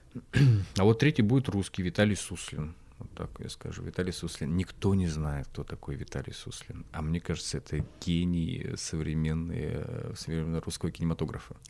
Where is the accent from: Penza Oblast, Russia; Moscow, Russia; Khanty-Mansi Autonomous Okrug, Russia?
Khanty-Mansi Autonomous Okrug, Russia; Khanty-Mansiysk; в Ханты-Мансийске, в моем родном городе